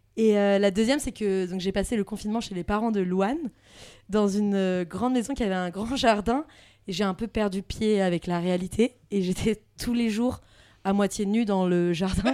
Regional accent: France; accent: French accent and Southern US accent when speaking English; also born or lived in United States; Un accent français

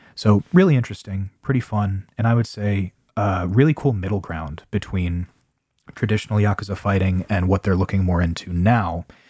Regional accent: United States; I'm American

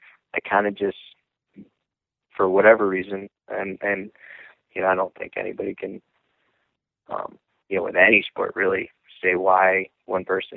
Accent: Lake Placid, New York, United States; I'm from Lake Placid, New York, and that's, you know, it's an area that has a huge heritage

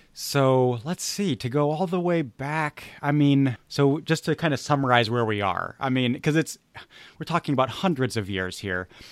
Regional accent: United States; I'm an American

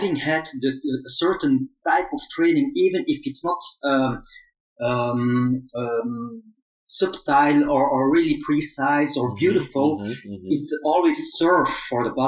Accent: Flanders, Belgium; first language Flemish; English is a second language; also born or lived in Seoul, South Korea; I was born in Seoul, South Korea, adopted in Belgium when I was very young

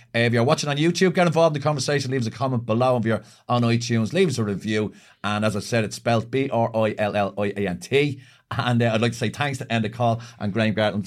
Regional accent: Ireland

